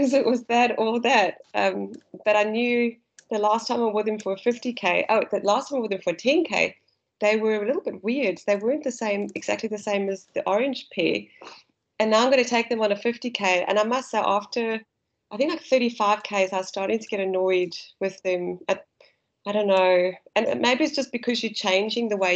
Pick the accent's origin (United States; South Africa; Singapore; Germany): South Africa; accent: South African; now in Australia; my South African accent.